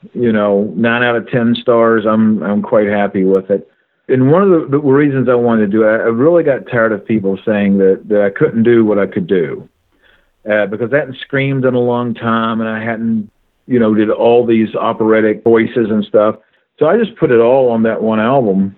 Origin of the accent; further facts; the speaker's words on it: Kentucky, United States; I was born and raised in Kentucky